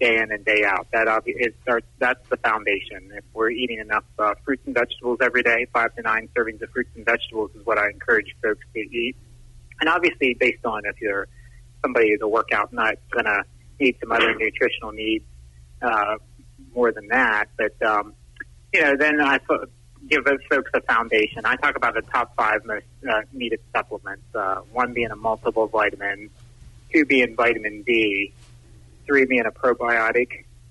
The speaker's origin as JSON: {"language": "English", "town": "Waynesboro", "region": "Pennsylvania", "country": "United States", "tie": "born or raised there", "said": "I was a graduate from Waynesboro High School back three decades ago now"}